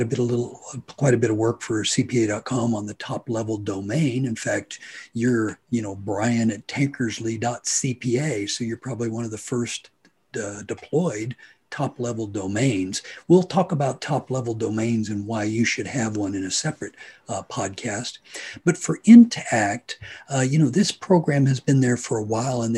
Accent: Hutchinson, Kansas, United States; am from Hutchinson, Kansas

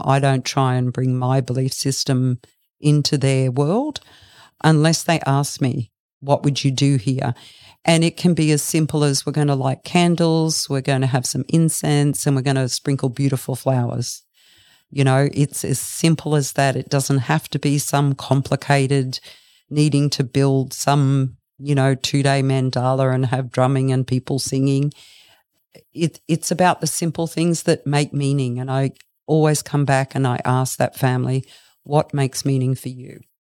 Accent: Brisbane, Queensland, Australia; moved away as an adult; now in Bellingen, Australia; I grew up in Brisbane. I moved down here about thirty years ago to raise my two children.

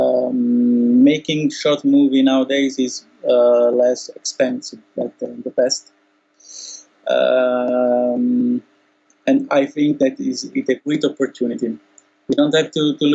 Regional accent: Italy; now in Italy

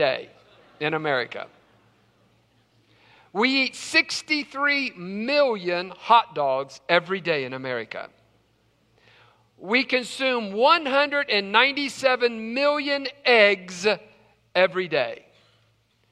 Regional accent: West Virginia, United States; growing up in West Virginia

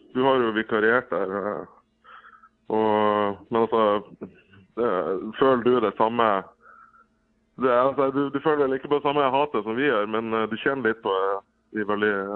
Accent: Bodø, Nordland, Norway; Jeg er jo fra Bodø sjøl

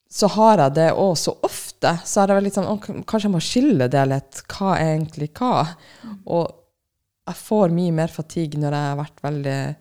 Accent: Finnmark, Norway; Jeg er fra Finnmark

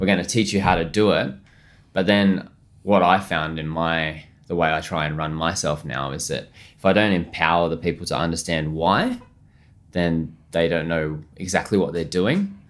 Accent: Australia; moved away as an adult; also born or lived in Melbourne / London; as an Aussie chef.

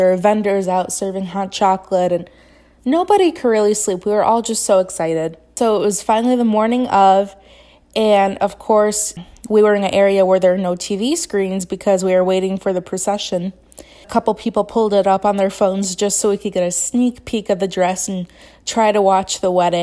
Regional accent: United States; As an American

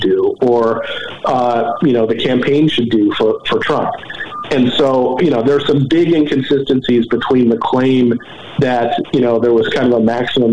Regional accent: Philadelphia, Pennsylvania, United States; the U.S. attorney in Philadelphia, my hometown

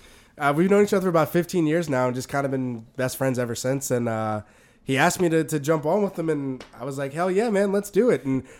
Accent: New Orleans, Louisiana, United States; I'm from New Orleans

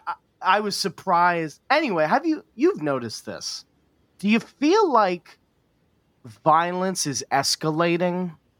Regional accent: New York, United States; as a New Yorker

